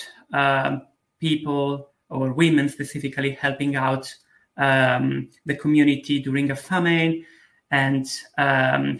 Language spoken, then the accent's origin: English; Bergamo, Lombardy, Italy; my hometown, Bergamo